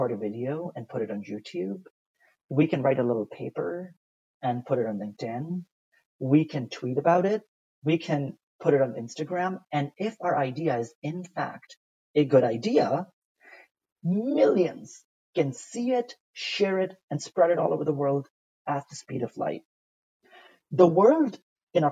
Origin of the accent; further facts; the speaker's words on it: Pakistan; English is a second language; moved away; also born or lived in United States / Italy; Growing up in Pakistan, I once went to a Catholic school, and we're not Catholic